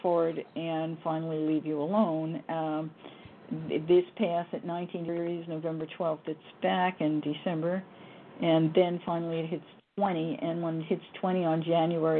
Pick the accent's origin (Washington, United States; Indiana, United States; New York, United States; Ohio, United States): New York, United States; New York City; born or raised there; also born or lived in Yonkers, New York